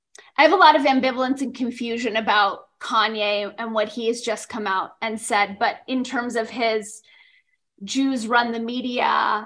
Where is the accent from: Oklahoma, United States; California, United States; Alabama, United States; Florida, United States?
California, United States; Los Angeles; moved away; I come from Los Angeles, we had an issue with gangs there.